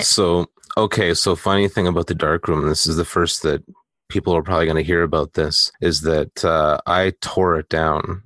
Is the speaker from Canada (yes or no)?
yes; Canada; I am Canadian